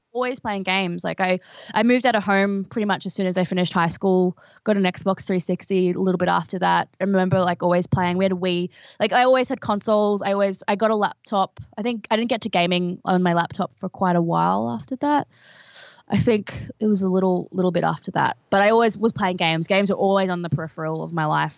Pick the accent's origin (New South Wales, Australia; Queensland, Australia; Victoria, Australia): Queensland, Australia; Brisbane; I'm from Brisbane in Queensland, which is a small city